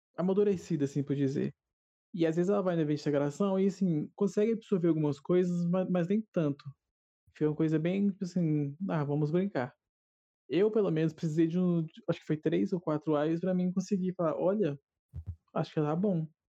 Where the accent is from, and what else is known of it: Minas Gerais, Brazil; accent: mineiro